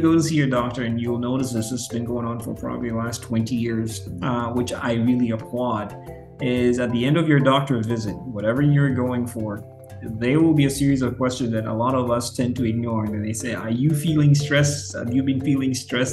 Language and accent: English; Western Kenya, Kenya; moved away as an adult; also born or lived in St. Louis, Missouri / Indianapolis / Albuquerque, New Mexico; now in Seattle, United States; I'm from Western.